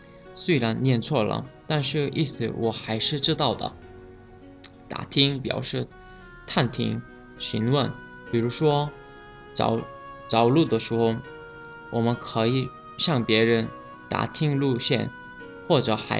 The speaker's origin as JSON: {"language": "Chinese", "country": "South Korea", "second_language": "Chinese", "moved": "yes", "said": "我是来自韩国的"}